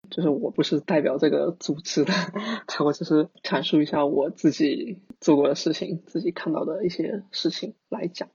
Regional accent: Fujian, China; moved away as an adult; now in Singapore; 因为我是福建人嘛

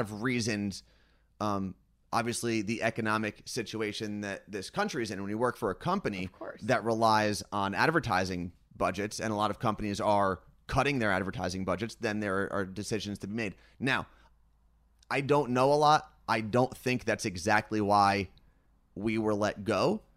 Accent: New Jersey, United States; I'm from New Jersey

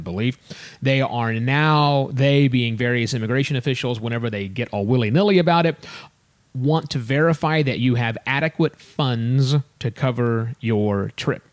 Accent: United States; us Americans

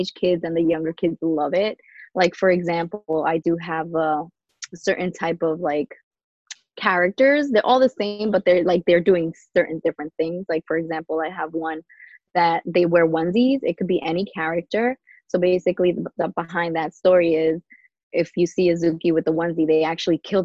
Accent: New York City, New York, United States; moved away as an adult; now in Long Island, United States; I grew up in New York, Queens, and the Queens side, Jamaica.

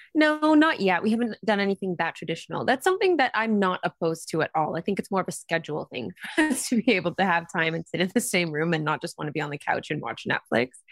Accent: Vancouver, British Columbia, Canada; moved away; Grew up on the west coast of Canada in a city called Vancouver

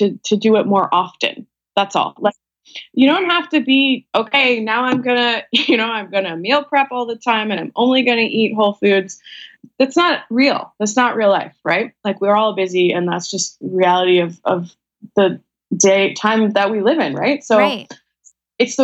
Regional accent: Vancouver, British Columbia, Canada; I'm from Vancouver, Canada

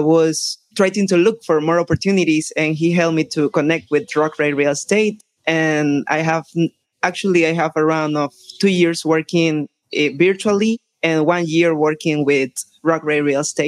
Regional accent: Nicaragua; English is a second language; I'm from Nicaragua

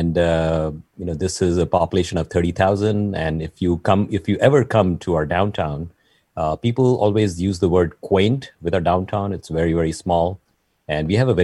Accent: Mumbai, Maharashtra, India; now in San Francisco Bay Area, United States; I have the go-getter attitude from Bombay, you know, all the way from India

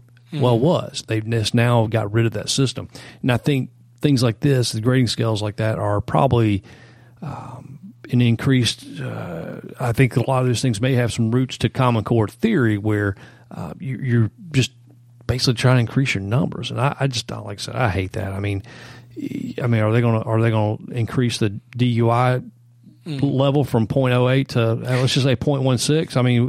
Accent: Greenville, South Carolina, United States; Yeah, great, my hometown.

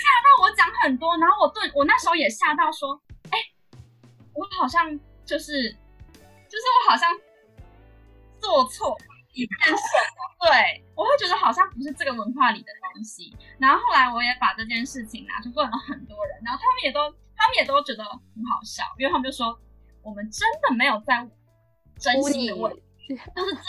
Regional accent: Taiwan; 但是我是来自台湾

